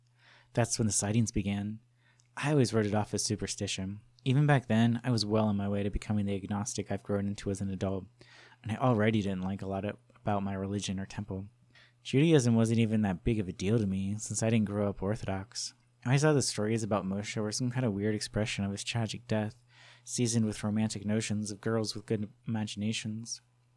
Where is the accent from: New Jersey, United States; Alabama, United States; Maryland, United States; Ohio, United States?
New Jersey, United States; Livingston; Growing up in Livingston, New Jersey, it became one of the stories told about our town.